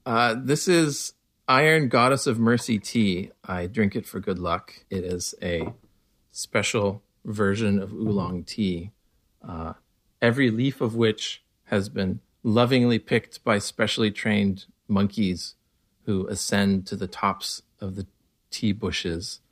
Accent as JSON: {"language": "English", "town": "Connell", "region": "Washington", "country": "United States", "tie": "born or raised there", "also_born_or_lived": "Walla Walla, Washington", "said": "I was born in Walla Walla, Washington, we were the only Baha'is in, in our little town, uh, north of Walla Walla. Uh, Walla Walla is small enough. I grew up in Connell"}